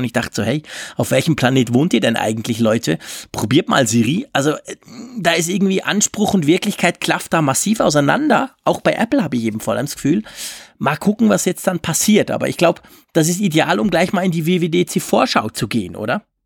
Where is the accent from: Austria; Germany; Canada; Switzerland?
Switzerland; bei uns in der Schweiz